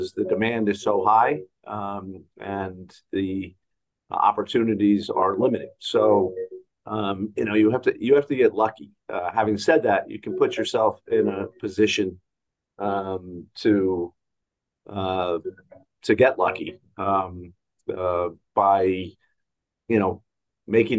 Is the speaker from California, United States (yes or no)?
no; New Jersey, United States; I'm from the New York area, grew up in New Jersey